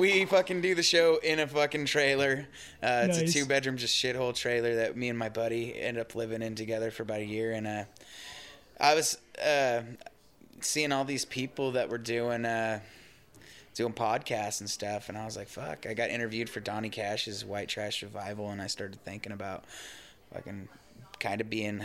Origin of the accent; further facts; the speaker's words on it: Heppner, Oregon, United States; since I was from Heppner, I was actually kind of sheltered